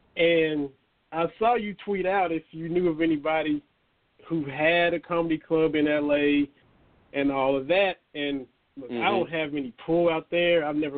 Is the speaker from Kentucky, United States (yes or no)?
yes; Southeast Kentucky, United States; I'm from Southeast Kentucky.